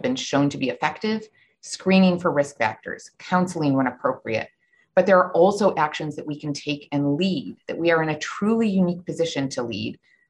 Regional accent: Buffalo, New York, United States; moved away; I'm from Buffalo originally

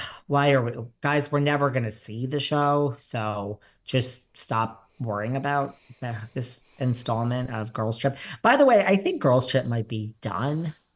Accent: New York, United States; now in Los Angeles, United States; I am a New Yorker.

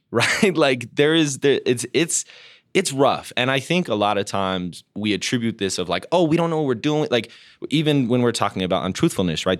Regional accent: Denver, Colorado, United States; when I was growing up in Denver, we identified as like the West Coast.

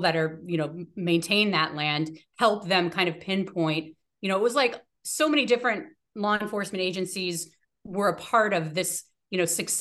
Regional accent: Washington, United States; also born or lived in New York; when we moved to Washington, when I was one

